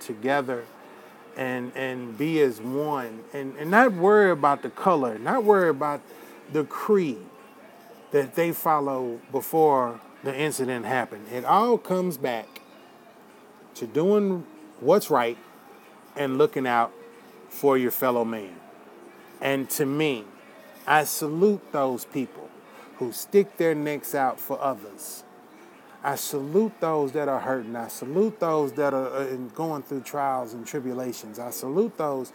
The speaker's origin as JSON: {"language": "English", "country": "United States", "said": "as an American"}